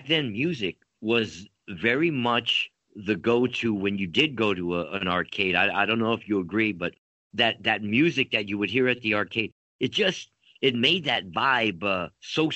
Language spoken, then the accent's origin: English; Montebello, California, United States; also born or lived in East Los Angeles / Pico Rivera; growing up in East Los Angeles, Montebello, California, all the way to Pico Rivera